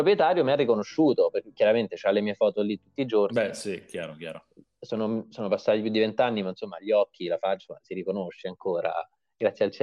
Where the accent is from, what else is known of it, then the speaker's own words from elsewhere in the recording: Viterbo, Lazio, Italy; also born or lived in Montefiascone / Orvieto; Io venivo, vengo comunque da Viterbo, Montefiascone, Orvieto, sono nato in queste zone qua, che sono paesi comunque che hanno un centro storico medievale piuttosto eh, bello